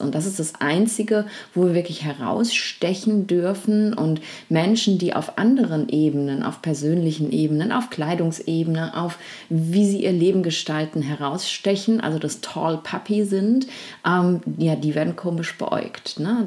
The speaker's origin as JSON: {"language": "German", "country": "Germany", "tie": "born or raised there", "said": "also zumindest in Deutschland, da wo ich eben aufgewachsen, wo ich groß geworden bin"}